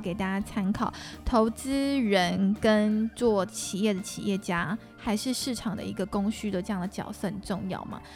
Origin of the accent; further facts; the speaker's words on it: Singapore; moved away; 我在新加坡长大